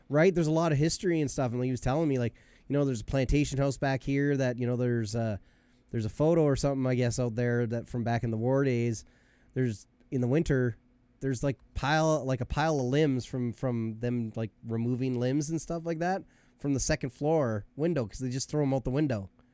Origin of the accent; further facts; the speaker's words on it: Canada; I was born in Canada and I'm Canadian